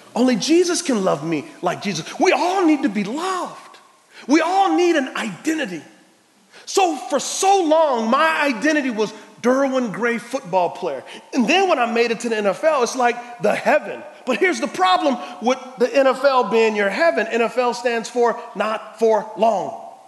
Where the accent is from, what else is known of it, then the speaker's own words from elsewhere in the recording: San Antonio, Texas, United States; I'm from San Antonio, Texas